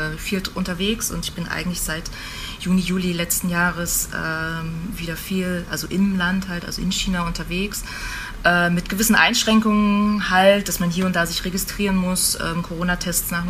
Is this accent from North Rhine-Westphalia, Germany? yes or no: no; Greifswald, Mecklenburg-Vorpommern, Germany; ich komme ursprünglich aus Greifswald, äh, äh, an der schönen Ostsee